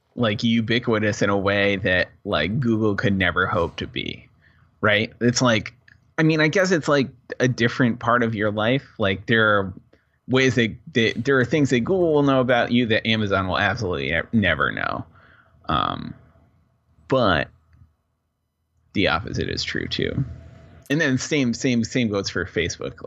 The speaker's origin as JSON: {"language": "English", "region": "New England", "country": "United States", "tie": "born or raised there", "said": "growing up in New England"}